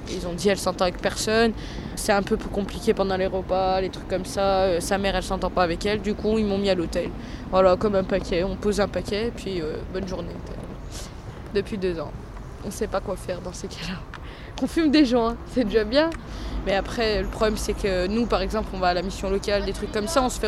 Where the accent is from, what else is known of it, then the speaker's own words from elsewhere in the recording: Vénissieux, Auvergne-Rhône-Alpes, France; J'ai 17 ans et je suis de Vénissieux.